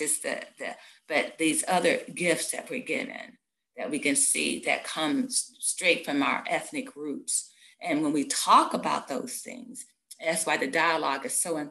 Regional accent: United States; I'm an American

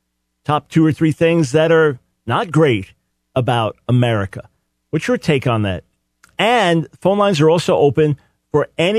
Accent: Long Island, New York, United States; moved away as an adult; now in North Carolina, United States; I'm born and raised in New York City and Long Island. Spent the first 6 years in New York City, then raised on Long Island.

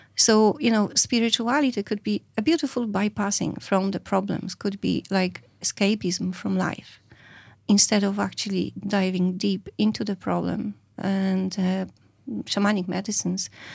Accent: Poland; moved away as an adult; now in Ireland; I come from Poland. I live in Ireland over twenty-two years

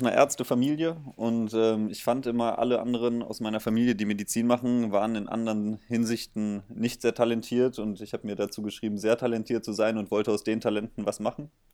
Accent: Bonn, North Rhine-Westphalia, Germany; moved away as an adult; now in Mainz, Germany; ich komme äh, auch aus dem Rheinland, aus Bonn

